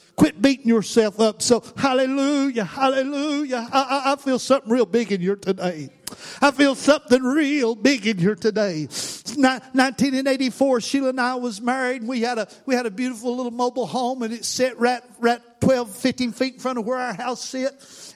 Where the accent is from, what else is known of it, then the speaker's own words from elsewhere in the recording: Tennessee, United States; I'm from Tennessee